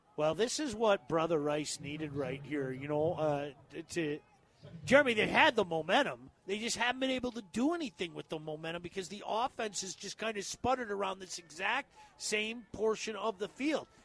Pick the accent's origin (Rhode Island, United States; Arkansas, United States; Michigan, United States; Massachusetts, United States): Michigan, United States; Livonia; now in Northville, United States; that's where it was in Livonia. I grew up at Seven and Merriman.